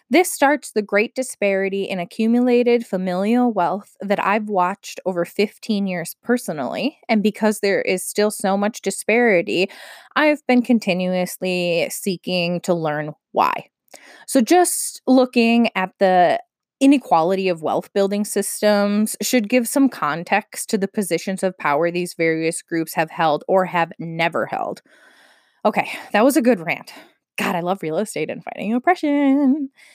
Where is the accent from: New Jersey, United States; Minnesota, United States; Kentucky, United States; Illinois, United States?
Minnesota, United States; my home state of Minnesota